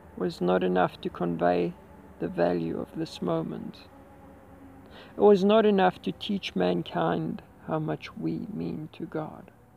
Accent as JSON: {"language": "English", "town": "Heidelberg", "region": "Gauteng", "country": "South Africa", "tie": "born or raised there", "said": "Driven back to my hometown, Heidelberg"}